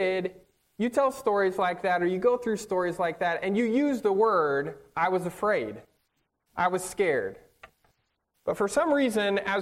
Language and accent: English; Northern California, United States; moved away; I grew up on the West Coast in Northern California